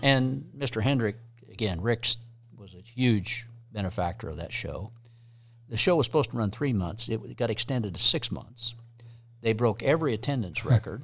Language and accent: English; Midwest, United States; I grew up in the Midwest